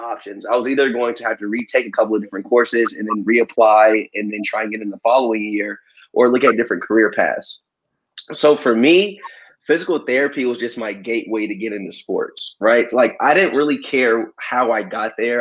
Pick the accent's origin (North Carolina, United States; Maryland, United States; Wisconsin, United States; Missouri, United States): Maryland, United States; also born or lived in Columbia, South Carolina / Baltimore County, Maryland; originally I was born in Columbia, South Carolina, but shortly after my family, we relocated to Maryland. So at first we lived in Baltimore County